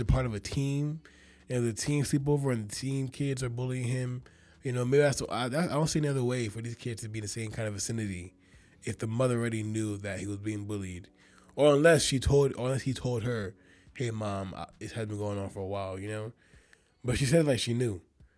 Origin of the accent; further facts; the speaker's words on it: Nigeria; I'm Nigerian.